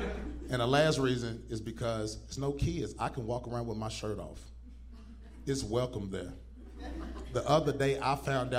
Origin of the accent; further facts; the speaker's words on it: Nashville, Tennessee, United States; I am from Nashville, Tennessee, man.